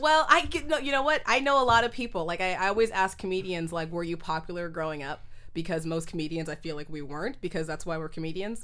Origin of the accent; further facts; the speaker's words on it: Oakland, California, United States; also born or lived in Berkeley; I was raised in Oakland my whole life.